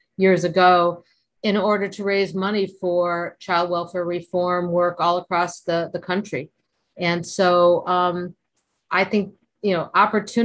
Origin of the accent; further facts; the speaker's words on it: Connecticut, United States; moved away; also born or lived in Florida / New York City; I'm from Connecticut originally, but I lived in Florida for about 20 years.